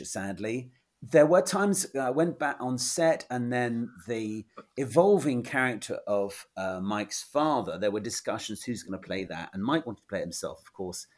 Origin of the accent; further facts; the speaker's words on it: England, United Kingdom; I'm this schmuck from England